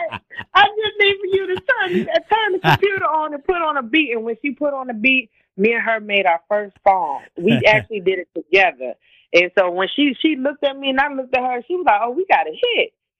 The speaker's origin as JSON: {"language": "English", "town": "Jacksonville", "region": "North Carolina", "country": "United States", "tie": "born there", "said": "I was actually born in North Carolina."}